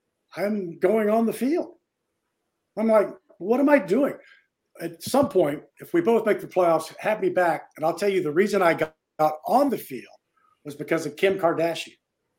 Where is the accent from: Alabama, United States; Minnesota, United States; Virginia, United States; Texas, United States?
Virginia, United States; from Virginia.